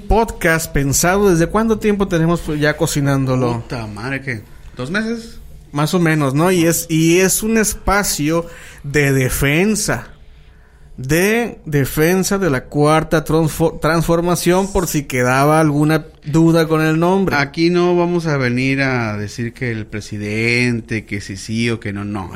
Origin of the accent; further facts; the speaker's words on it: San Luis Río Colorado, Sonora, Mexico; somos obviamente del norte, somos de San Luis Río, Colorado, Sonora, de la ciudad de las cuatro esquinas